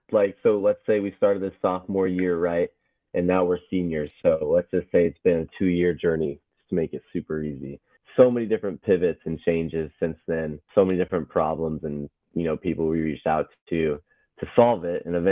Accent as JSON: {"language": "English", "area": "Dallas-Fort Worth suburbs", "region": "Texas", "country": "United States", "tie": "born or raised there", "said": "I grew up in the suburbs of DFW, the DFW Metroplex."}